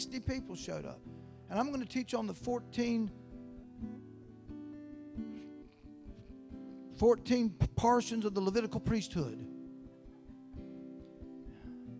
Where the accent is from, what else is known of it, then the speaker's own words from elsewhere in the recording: Live Oak, Florida, United States; also born or lived in Valdosta, Georgia; I grew up in a little town called Live Oak, Florida. I was born and raised there